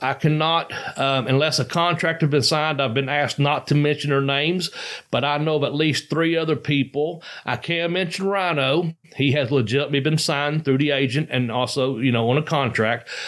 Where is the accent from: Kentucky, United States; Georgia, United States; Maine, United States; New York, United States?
Kentucky, United States; Ashland; it's in my hometown